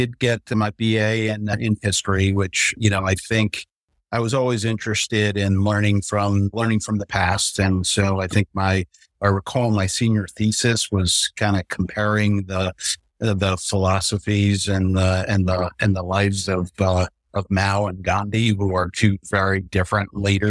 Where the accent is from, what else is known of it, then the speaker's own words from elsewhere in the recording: Charlotte, North Carolina, United States; from Charlotte, North Carolina.